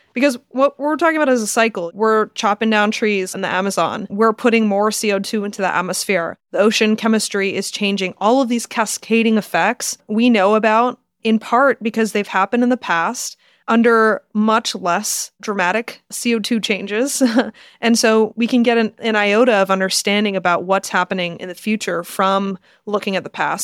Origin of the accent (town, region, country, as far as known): United States